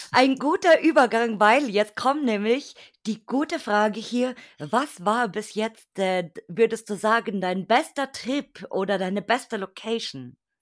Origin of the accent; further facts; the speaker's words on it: Bavaria, Germany; in der Ecke Bayern